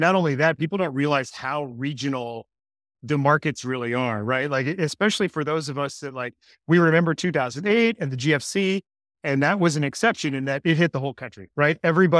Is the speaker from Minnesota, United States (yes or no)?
yes; Minneapolis, Minnesota, United States; moved away; I'm actually from Minneapolis. I grew up there.